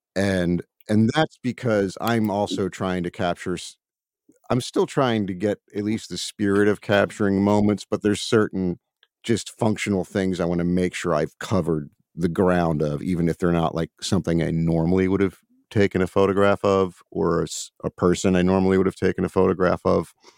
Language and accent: English; Baltimore, Maryland, United States; I'm from, uh, Baltimore, Maryland